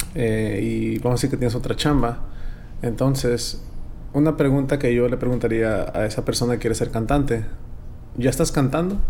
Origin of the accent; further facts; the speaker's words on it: Fresno, California, United States; also born or lived in Veracruz, Mexico; yo crecí en el barrio de calvo, aquí en Fresno